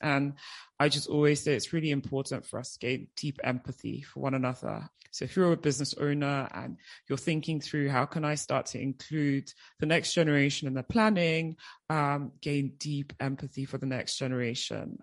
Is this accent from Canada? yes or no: no; United Kingdom; moved away as an adult; also born or lived in Nigeria; as you can probably hear, at age nine, I myself, my mum, and my brothers, we moved to the UK. So I was in the UK for 16 years